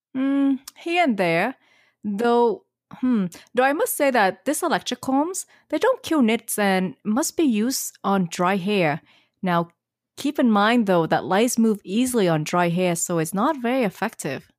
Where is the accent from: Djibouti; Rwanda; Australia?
Australia; accent: Aussie; My Aussie accent